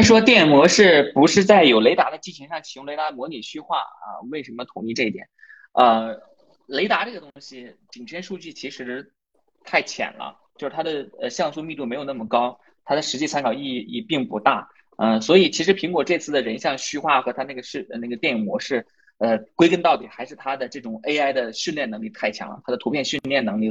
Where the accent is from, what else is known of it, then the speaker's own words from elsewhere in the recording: Inner Mongolia, China; 我其实是内蒙人，但是我我家里面离东北特别近，因为你知道东北跟内蒙有东三省接壤的嘛。嗯，对，嗯，内蒙人。